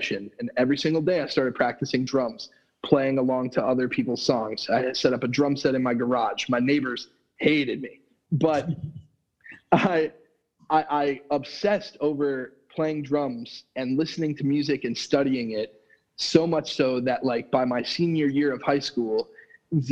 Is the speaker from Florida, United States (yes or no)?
yes; Florida, United States; I grew up down here in Florida